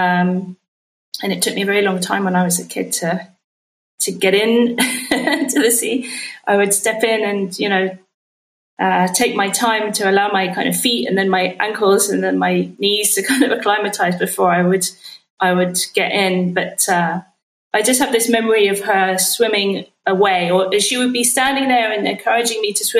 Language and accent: English; London, United Kingdom; I'm originally from London in the UK.